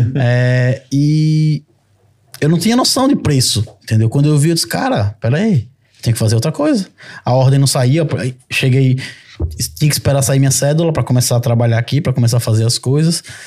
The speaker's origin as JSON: {"language": "Portuguese", "country": "Brazil", "moved": "as an adult", "lives_now": "Portugal", "said": "eu saí do Brasil no meu melhor momento profissional"}